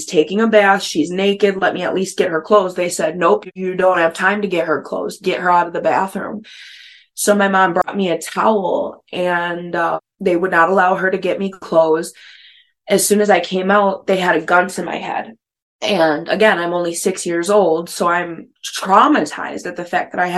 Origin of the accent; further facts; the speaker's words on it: Minnesota, United States; also born or lived in Wisconsin; grew up, born and raised in the Midwest, Wisconsin, Minnesota area